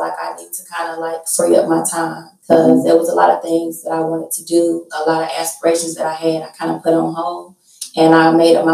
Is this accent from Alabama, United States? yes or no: yes; Huntsville, Alabama, United States; I'm from Huntsville, Alabama. I'm 35 years old. I was born and raised here